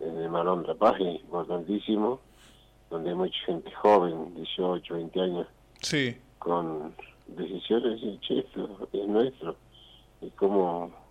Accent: El Moreno, Jujuy, Argentina; yo nací en Moreno. Sí. Hice la primaria ahí en el pueblo.

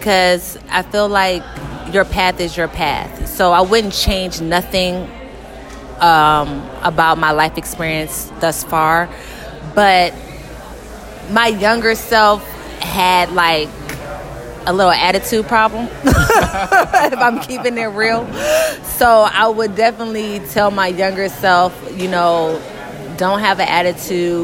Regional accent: Atlanta, Georgia, United States; moved away as an adult; also born or lived in Virginia; now in Los Angeles, United States; I'm from Atlanta, born in Virginia

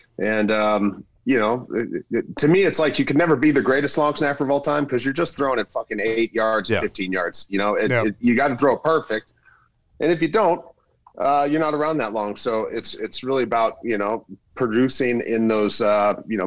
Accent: Riverside, California, United States; moved away as an adult; also born or lived in Sacramento / New England; growing up in Southern California

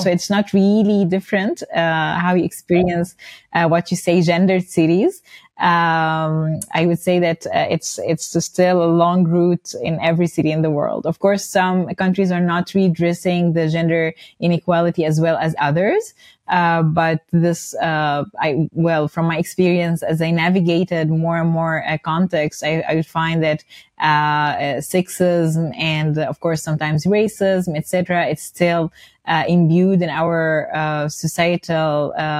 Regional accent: Dubai, United Arab Emirates; also born or lived in Cairo; Yes, I was mentioning that I was born in Dubai and grew up in Dubai, actually. And then I returned to Cairo for university studies, for college.

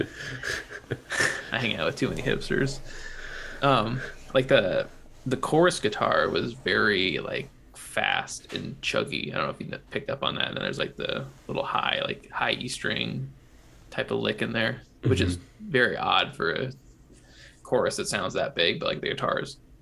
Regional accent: Illinois, United States; 30 minutes from my hometown

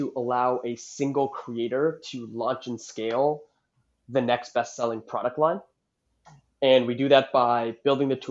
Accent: Toronto, Ontario, Canada; now in San Francisco, United States; I was born and raised in Toronto

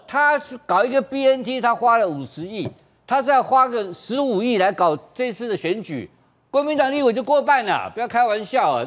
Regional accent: Taiwan; 我是这个眷村长大的，眷村长大的

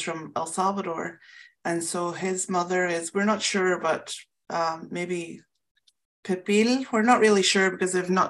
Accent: Ireland; moved away; growing up in Ireland

